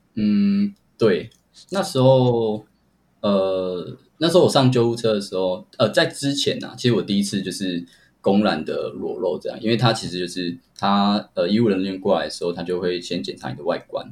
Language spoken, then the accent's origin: Chinese; Kaohsiung, Taiwan; 我是高雄人